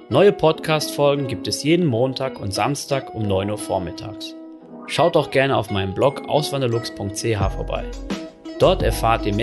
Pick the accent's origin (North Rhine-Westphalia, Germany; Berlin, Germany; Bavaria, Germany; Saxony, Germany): North Rhine-Westphalia, Germany; Dann zumindest in der Region, wo ich groß geworden bin, in NRW, da ist es so, dass dann alle sich einen Bollerwagen schnappen